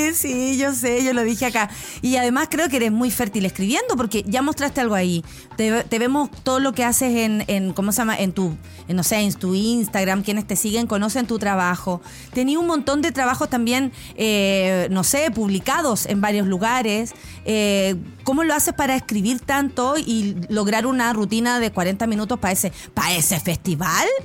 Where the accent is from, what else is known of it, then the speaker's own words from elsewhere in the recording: Santiago, Santiago Metropolitan Region, Chile; sobre todo los que venimos de San Miguel y la Florida.